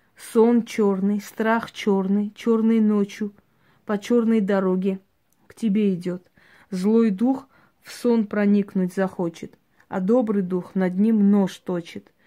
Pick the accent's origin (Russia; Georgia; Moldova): Georgia; я родилась в Грузии